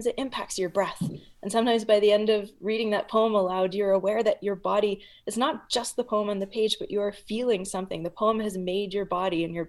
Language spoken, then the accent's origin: English; Edmonton, Alberta, Canada; I grew up in the Edmonton literary community, I was very grateful and very lucky to grow up within that group.